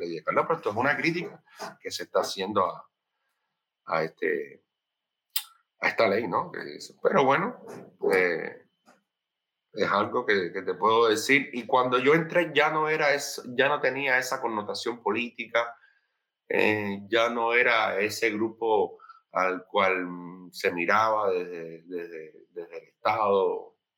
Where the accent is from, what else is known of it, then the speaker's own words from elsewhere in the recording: Sagua la Grande, Villa Clara, Cuba; moved away as an adult; also born or lived in Havana; yo soy de Sagua la Grande, como ya bien dije antes, y del centro, de, la parte norte del centro del país.